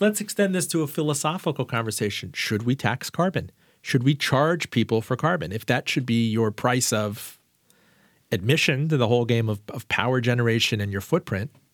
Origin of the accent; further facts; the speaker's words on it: Miami, Florida, United States; I was raised in Miami and in Florida